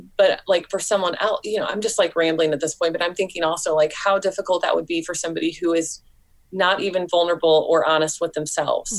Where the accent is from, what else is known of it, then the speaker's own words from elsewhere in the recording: St. Louis, Missouri, United States; moved away as an adult; now in Columbia, United States; I grew up in St. Louis, which is like a you know popular yes. city, and yeah, in Missouri